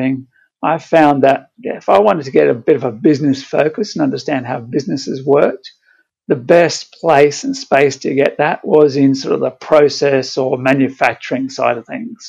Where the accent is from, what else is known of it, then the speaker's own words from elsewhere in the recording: Brisbane, Queensland, Australia; I grew up in Brisbane, so I loved the bushwalking and things like that.